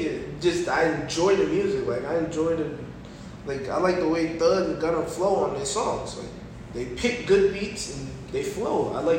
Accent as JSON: {"language": "English", "town": "Atlanta", "region": "Georgia", "country": "United States", "said": "I'm from Atlanta, so anytime I say baby, I mean little baby."}